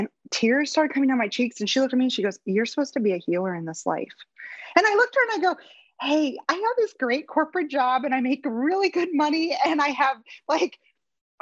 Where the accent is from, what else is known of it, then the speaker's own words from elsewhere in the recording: Lucas, Ohio, United States; moved away as an adult; now in Cincinnati, United States; I grew up in Northern Ohio in a small little community, Mansfield, Ohio, but I grew up like in Lucas.